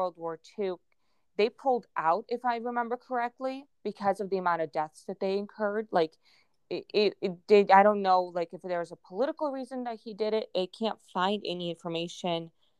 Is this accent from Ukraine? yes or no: yes; Ukraine; first language Russian; English is a second language; moved away; I actually went to school in Ukraine. Russian was my first language, actually. I read, write all of that Russian.